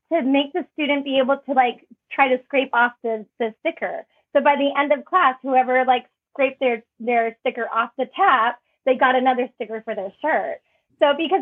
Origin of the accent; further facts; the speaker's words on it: Phoenix, Arizona, United States; moved away as an adult; I'm originally from Phoenix, Arizona